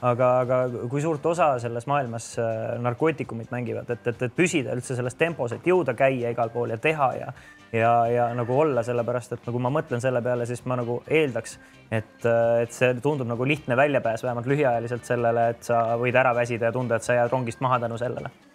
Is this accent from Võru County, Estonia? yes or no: no; Tallinn, Harju County, Estonia; ma elasin ka seal, kasvasin ülesse